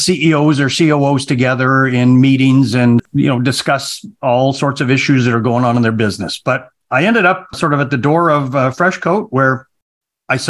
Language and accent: English; Calgary, Alberta, Canada; also born or lived in Vancouver, British Columbia; I'm originally from Canada. Calgary was where I was pretty much raised